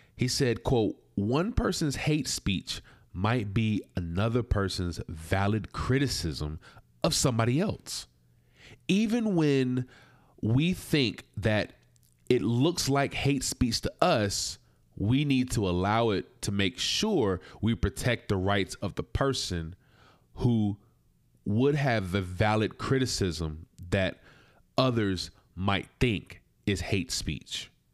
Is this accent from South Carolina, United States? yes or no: yes; South Carolina, United States; I was from South Carolina. I was raised in a Christian home.